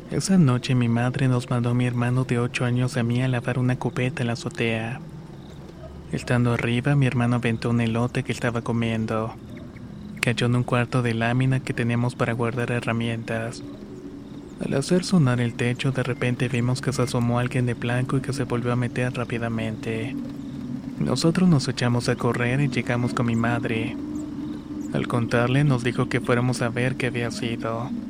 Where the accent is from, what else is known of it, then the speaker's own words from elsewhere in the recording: Chilapa de Álvarez, Guerrero, Mexico; now in Acatlán, Mexico; Soy originario de Chilapa de Álvarez Guerrero. Actualmente vivo en Acatlán